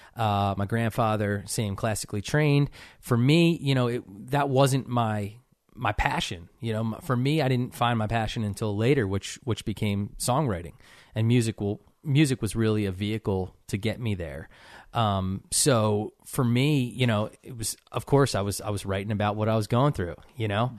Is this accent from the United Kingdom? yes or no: no; Cherry Hill, New Jersey, United States; now in Nashville, United States; I grew up in, uh, Cherry Hill, New Jersey